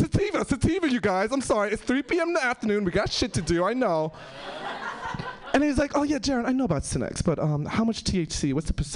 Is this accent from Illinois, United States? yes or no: no; New York City, New York, United States; moved away; I'm originally from New York City.